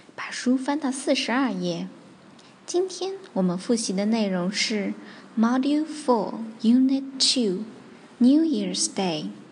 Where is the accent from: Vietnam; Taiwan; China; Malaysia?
China; 我们中国人